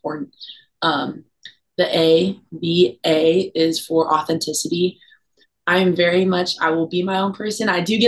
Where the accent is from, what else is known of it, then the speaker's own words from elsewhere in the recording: Oceanside, California, United States; coming out of Oceanside, my hometown